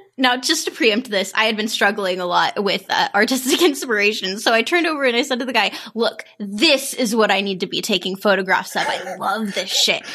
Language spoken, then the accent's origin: English; St. Joseph, Missouri, United States; my hometown of Saint Joseph, Missouri